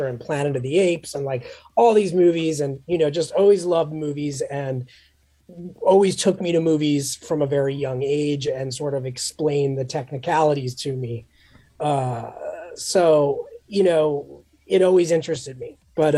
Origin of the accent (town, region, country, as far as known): New York City, New York, United States; born or raised there